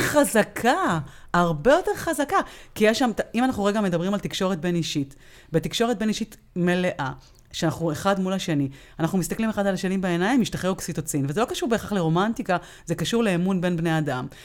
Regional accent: Israel; אנחנו כישראלים

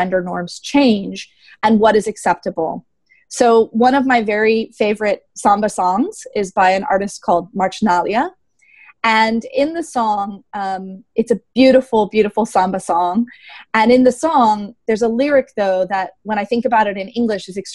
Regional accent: United States; me as an American

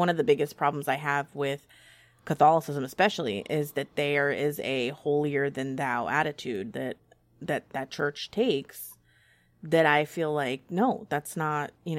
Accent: California, United States; I grew up primarily in California in a very democratic, liberal environment, and I still have a lot of those same views.

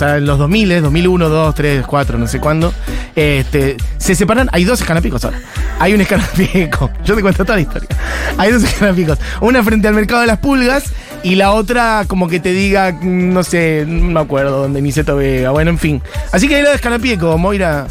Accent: Buenos Aires, Argentina; era la heladería a la que yo iba cuando era niño en Villa Crespo

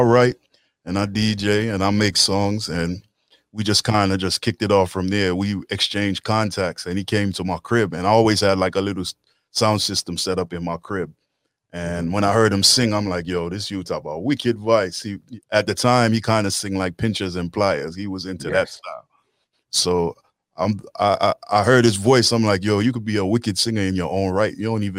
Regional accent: Washington, District of Columbia, United States; Well, I'm from Washington, D.C. originally. I'm the first generation of my family to be born in D.C. from Kingston, Jamaica. So my mother and my father are from Johnstown, Kingston, Jamaica. So downtown side. And just growing up in a Jamaican household in a musical family

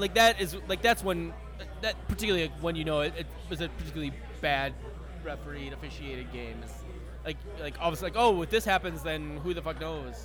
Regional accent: Minnesota, United States; I grew up in Minnesota. I played hockey growing up.

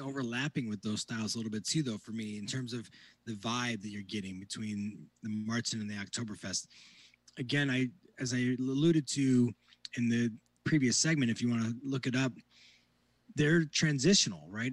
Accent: northwest Indiana, United States; I grew up in the northwest corner, closer to Lake Michigan

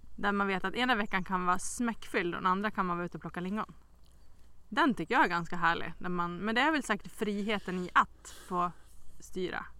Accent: Västerås, Västmanland, Sweden; now in Smedjebacken, Sweden; jag är ju inte från Smedjebacken utan jag är från Västerås egentligen

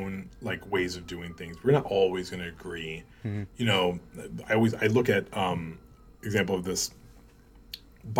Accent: New York, United States; moved away; I'm like, New York

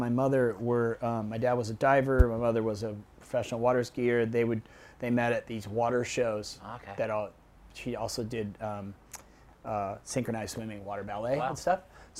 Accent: Miami, Florida, United States; born there; also born or lived in Chicago / New Jersey / Los Angeles / San Diego; and then I was born in Miami, and then we moved to like Chicago, and then we moved to like Jersey, and then we ended up out in LA.

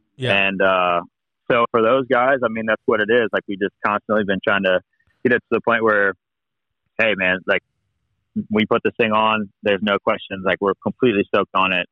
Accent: United States

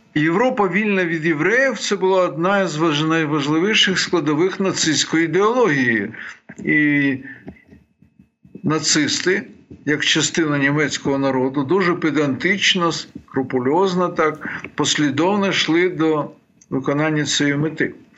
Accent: Bukovina, Ukraine; я сам з Буковини

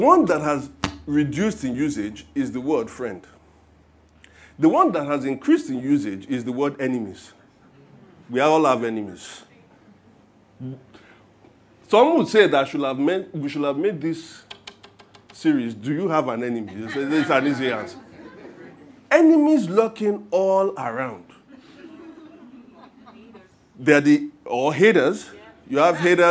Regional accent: Nigeria; being Nigerian Christians

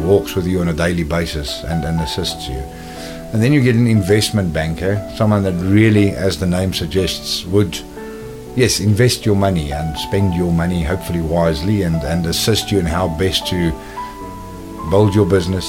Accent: Cape Town, Western Cape, South Africa; moved away as an adult; also born or lived in Johannesburg, South Africa / London, United Kingdom; I was born and raised in Cape Town in South Africa

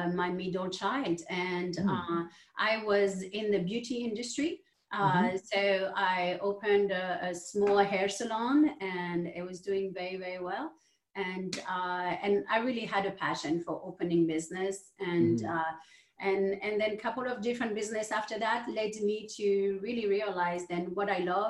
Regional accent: France; moved away; I'm from France, and both of my parents were entrepreneurs.

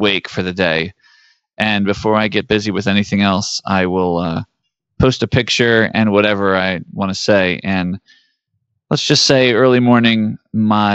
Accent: United States; growing up in the 80s in America

